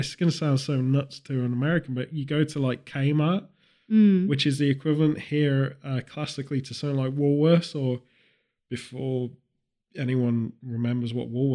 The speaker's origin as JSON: {"language": "English", "country": "United Kingdom"}